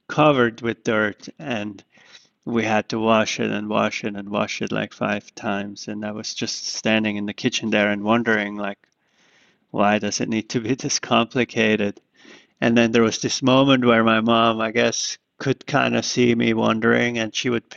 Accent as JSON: {"language": "English", "region": "Zurich", "country": "Switzerland", "tie": "born or raised there", "moved": "yes", "lives_now": "New York, United States", "said": "I was growing up in Zurich"}